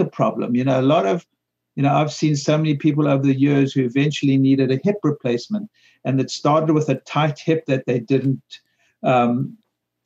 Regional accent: South Africa; when I grew up in South Africa in the 50s and 60s

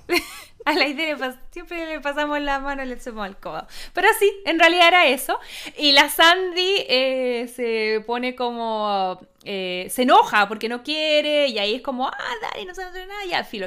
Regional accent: Chile; nuestra experiencia como chilenas

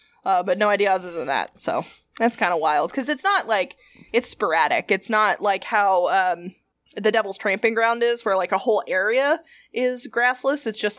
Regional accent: the South, United States; I'm from the South.

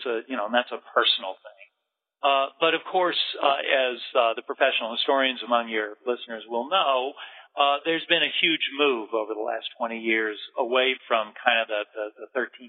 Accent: Detroit, Michigan, United States; born there; My family's originally Canadian, then Michigan. I was born in Detroit.

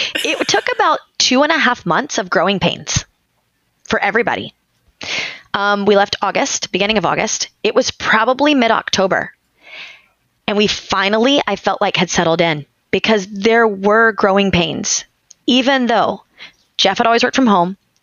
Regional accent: Texas, United States; now in Tampa, United States; I'm from Texas

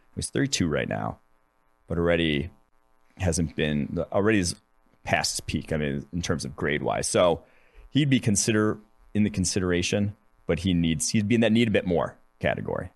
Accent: Mahomet, Illinois, United States; moved away; also born or lived in Urbana, Illinois; I went to high school in Exeter, Urbana, but, and I grew up in Muhammad, which is outside of Champaign

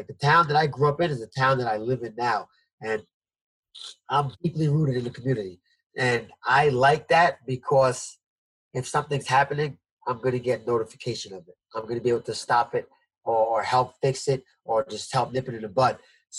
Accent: Jamaica; born there; I didn't travel anywhere besides Jamaica, which I was born in Jamaica, so my family was there.

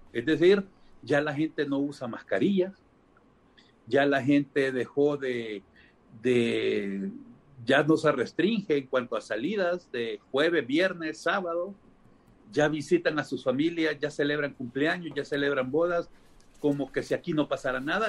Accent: Honduras; de los 9.900.000 personas que somos, según el INE, como hondureños

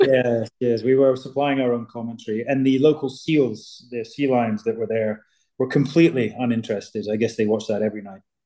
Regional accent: southwest of Scotland, United Kingdom; from where I'm from, all made in Scotland, from my from the southwest of Scotland

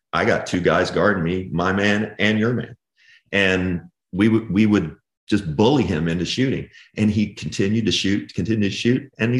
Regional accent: Owensboro, Kentucky, United States; now in Lexington, United States; So Josh and I are both from Kentucky. I'm from Owensboro. He's from Lexington. I'm in Lexington now

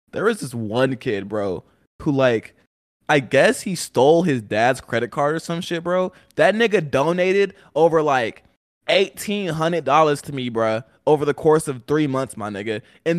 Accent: Atlanta, Georgia, United States; From Atlanta, Georgia, born and raised.

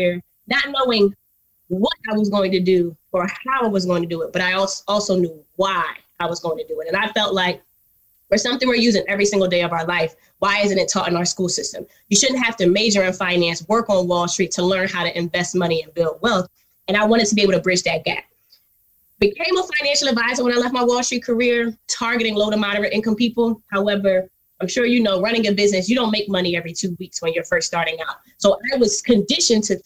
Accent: Philadelphia, Pennsylvania, United States; moved away as an adult; also born or lived in Washington, D.C. / New York City; I'm originally from Philly, went to Howard University.

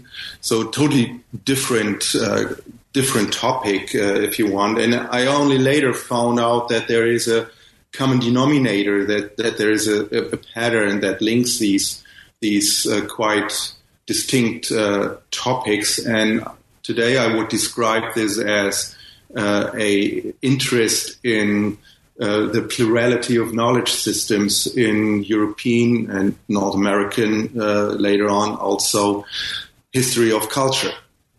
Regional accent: Ghana; born there; because I was born in Ghana, where my father worked as a missionary in the 60s, hence my weird first name, which is a Ghanaian name

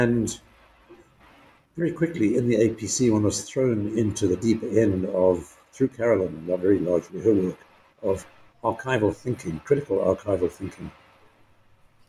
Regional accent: KwaZulu-Natal, South Africa; I grew up in Natal province, as it was then, in South Africa, now KwaZulu-Natal

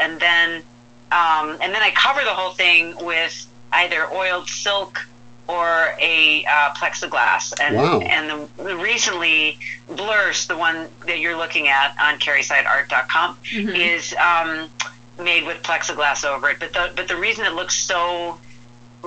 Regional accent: Midwest, United States; moved away; also born or lived in Rhode Island; I grew up in the Midwest

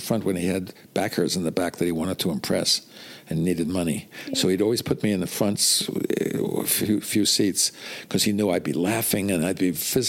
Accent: New York, United States; moved away as an adult; also born or lived in London / Los Angeles; Yeah, I came to New York, though, at one.

